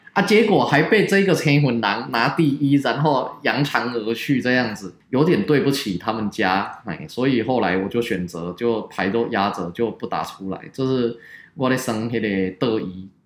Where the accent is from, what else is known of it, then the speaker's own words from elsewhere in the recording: Taiwan; 我们台湾人